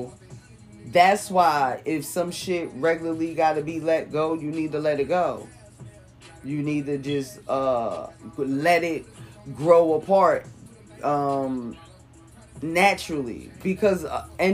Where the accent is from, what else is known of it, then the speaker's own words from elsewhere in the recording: Jersey City, New Jersey, United States; moved away as an adult; also born or lived in Newark, New Jersey / Irvington, New Jersey; now in California, United States; I'm from Jersey City